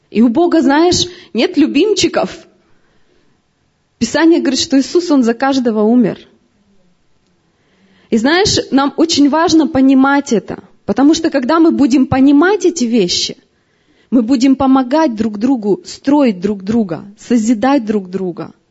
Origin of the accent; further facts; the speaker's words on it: Siberia, Russia; Мы вообще в разных городах родились. Мы вообще, вообще с Сибири сюда приехали.